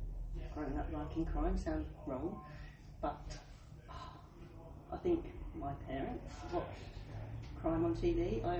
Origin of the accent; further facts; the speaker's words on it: Suffolk, East of England, United Kingdom; I write crime thrillers, obviously, as we're in the room. I'm from Bernton Evans in Suffolk.